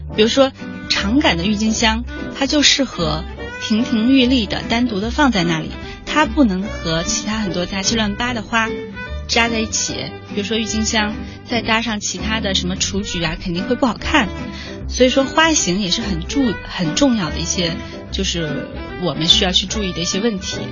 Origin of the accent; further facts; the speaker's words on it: Chongqing, China; now in Beijing, China; 我我的老家也是你的老家， 对，重庆市，